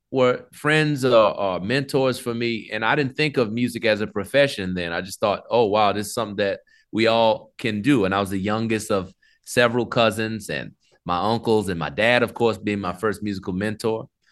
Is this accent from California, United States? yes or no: no; New Orleans, Louisiana, United States; I grew up in New Orleans